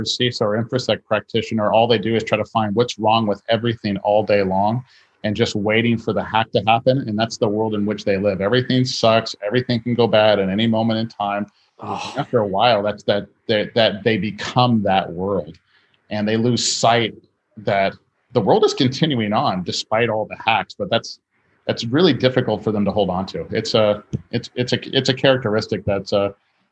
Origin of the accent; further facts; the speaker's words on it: Hawaii, United States; I'm from Hawaii